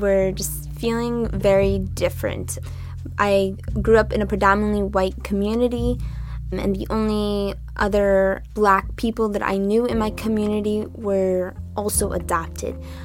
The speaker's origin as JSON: {"language": "English", "area": "Northeast Kingdom", "region": "Vermont", "country": "United States", "tie": "born or raised there", "also_born_or_lived": "Ethiopia / Orleans, Vermont", "lives_now": "Upper Valley, United States", "said": "I grew up in the Northeast Kingdom"}